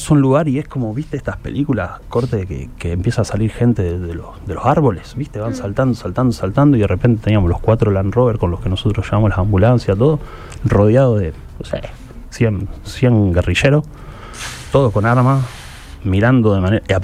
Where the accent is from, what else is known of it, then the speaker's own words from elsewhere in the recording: Rosario, Santa Fe, Argentina; yo hasta hablo diferente y no hablo como un rosarino igual que siempre